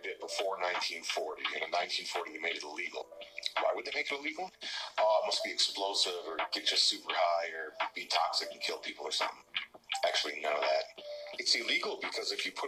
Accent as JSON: {"language": "English", "town": "Washington", "region": "District of Columbia", "country": "United States", "said": "I'm from Washington, D.C. A lot of my friends growing up are Capitol Hill police officers."}